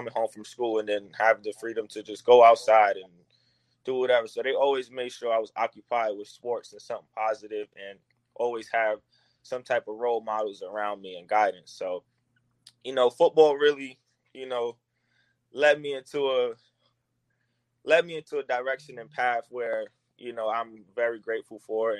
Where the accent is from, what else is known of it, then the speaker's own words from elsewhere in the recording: New York City, New York, United States; I'm from the Bronx, New York, coming from the South Bronx